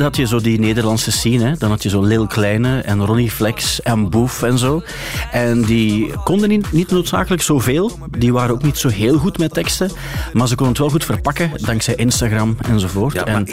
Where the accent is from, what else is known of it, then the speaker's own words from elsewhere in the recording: West Flemish, West Flanders, Belgium; als West-Vlaming